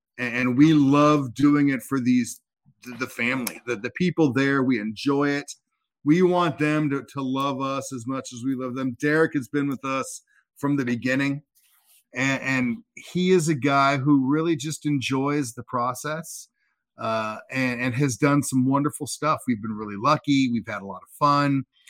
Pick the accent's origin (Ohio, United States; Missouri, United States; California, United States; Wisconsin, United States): California, United States; Anaheim; I grew up in Anaheim.